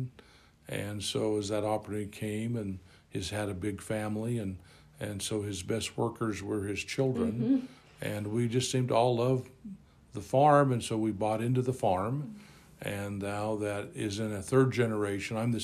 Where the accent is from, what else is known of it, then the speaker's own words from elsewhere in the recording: Aberdeen, Idaho, United States; I was born and raised in Aberdeen, Idaho